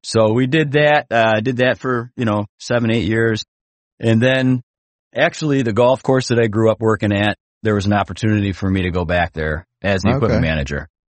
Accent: Chicago, Illinois, United States; I'm from the Midwest. So, you know, I lived in Chicagoland my whole life.

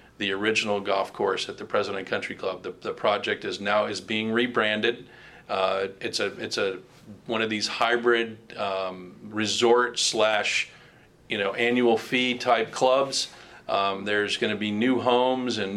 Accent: West Palm Beach, Florida, United States; I grew up in West Palm Beach

